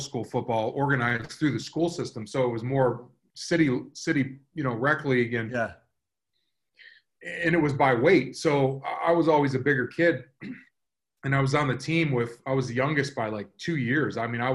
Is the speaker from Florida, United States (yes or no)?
yes; South Florida, United States; growing up in South Florida